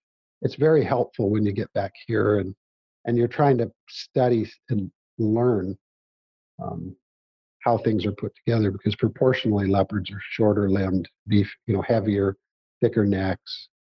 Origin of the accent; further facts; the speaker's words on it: Missouri, United States; I'm not going to tell them they didn't, but I'm from Missouri, man.